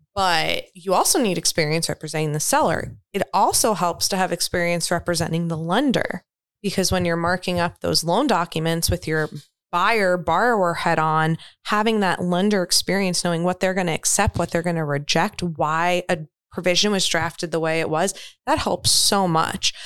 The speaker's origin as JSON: {"language": "English", "region": "New York", "country": "United States", "also_born_or_lived": "Florida", "moved": "yes", "said": "I'm from New York originally"}